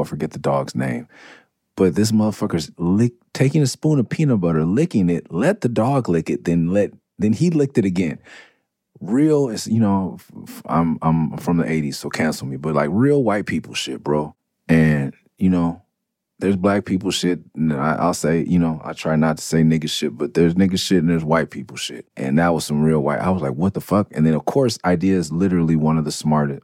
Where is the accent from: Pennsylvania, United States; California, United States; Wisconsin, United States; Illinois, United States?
California, United States; Los Angeles; also born or lived in Tucson, Arizona; I'm from Mid City. I'm from Clover, I'm off Cloverdale. I'm from Midtown, I'm from Okey Dog, whatever you want to call it. That is where I'm from